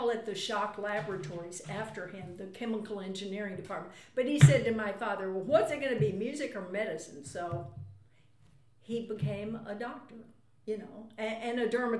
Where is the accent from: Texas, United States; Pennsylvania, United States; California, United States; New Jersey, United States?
Texas, United States; Dallas; I'm from Dallas.